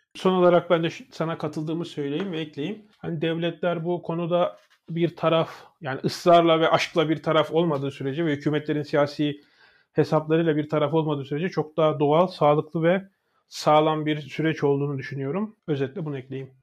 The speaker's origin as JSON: {"language": "Turkish", "country": "Turkey", "moved": "yes", "said": "Benim Amerika'da Türk'üm dediğim zaman"}